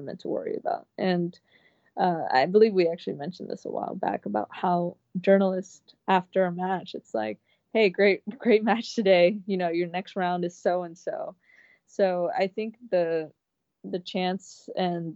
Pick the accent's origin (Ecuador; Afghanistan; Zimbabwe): Ecuador; moved away; I was born there, and it's my city, my hometown, like my birthplace